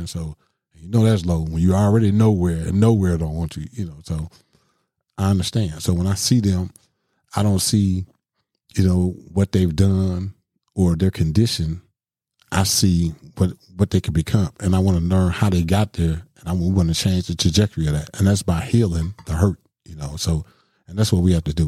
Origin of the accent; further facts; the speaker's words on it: Milwaukee, Wisconsin, United States; I grew up in Milwaukee, you know, main, main streets of Milwaukee